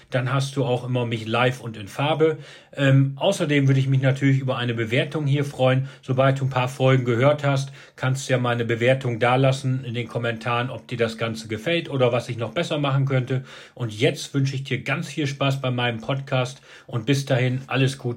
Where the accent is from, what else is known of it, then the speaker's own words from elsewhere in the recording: Osnabrück, Lower Saxony, Germany; meine erste Immobilie in meiner Heimat Osnabrück gekauft